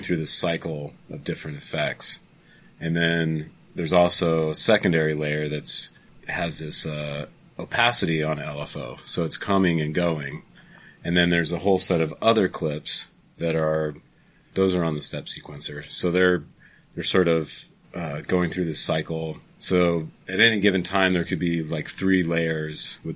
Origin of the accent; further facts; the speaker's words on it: Belle Plaine, Iowa, United States; Waters Farm is in my hometown, Belle Plaine, Iowa.